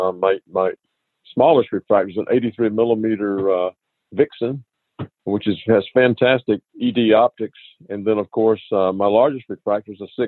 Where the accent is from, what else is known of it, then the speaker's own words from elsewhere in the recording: Albany, Georgia, United States; I grew up in Albany, Georgia